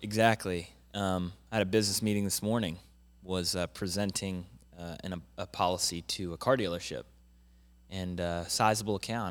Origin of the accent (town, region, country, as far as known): Jacksonville, Florida, United States; born or raised there; also born or lived in Pittsburgh, Pennsylvania